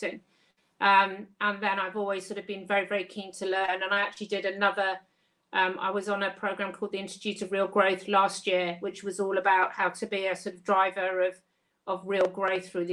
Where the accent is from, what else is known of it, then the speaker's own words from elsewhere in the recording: Kent, South East England, United Kingdom; moved away as an adult; also born or lived in St Helens, Lancashire; I was from Kent and I was up in Lancashire